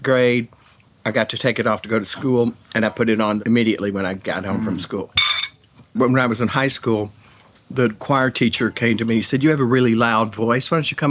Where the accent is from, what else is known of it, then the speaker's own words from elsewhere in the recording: Jacksonville, Texas, United States; now in New York, United States; Jacksonville, Texas.